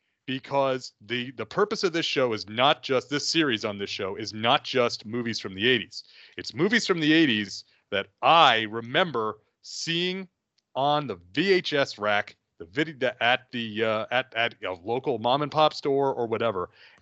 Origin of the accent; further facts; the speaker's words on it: New York, United States; when we were kids growing up in New York